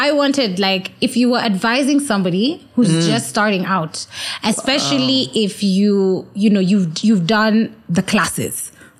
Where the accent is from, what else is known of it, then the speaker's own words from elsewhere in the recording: Nairobi, Kenya; I'm born and raised in Nairobi.